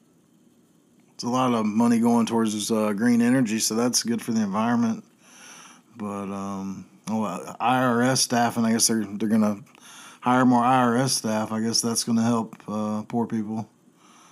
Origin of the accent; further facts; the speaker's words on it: Chapel Hill, North Carolina, United States; I grew up in Chapel Hill when I was growing up there